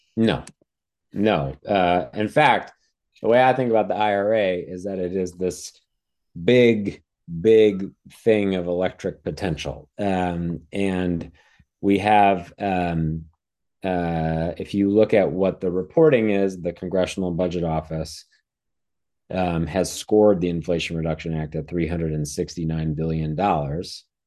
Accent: Wisconsin, United States; also born or lived in East Coast; now in San Diego, United States; where I grew up in Wisconsin

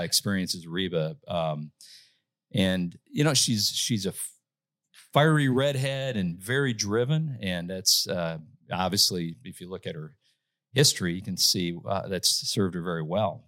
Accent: Saint Paul, Minnesota, United States; moved away as an adult; now in Nashville, United States; I'm from Minnesota, born and raised in Saint Paul, Minnesota

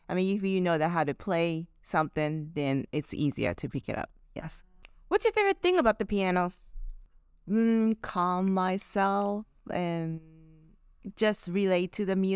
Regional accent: Japan; English is a second language; now in New Orleans, United States; New Orleans is the first place I came from Japan and uh, how I got here was Actually, I was playing with my friends in Japan.

